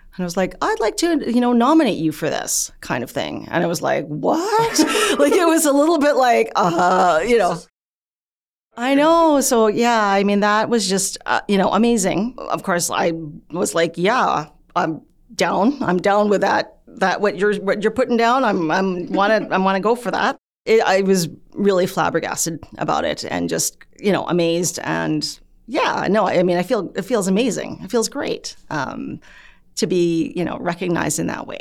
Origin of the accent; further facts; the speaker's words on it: Canada; I'm Canadian born. Um, my parents were, you know, came from the Philippines